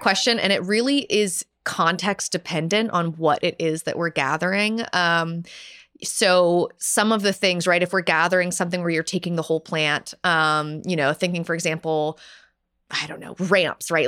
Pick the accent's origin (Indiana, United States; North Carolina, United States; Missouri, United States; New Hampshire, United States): North Carolina, United States; now in Pittsburgh, United States; I'm from North Carolina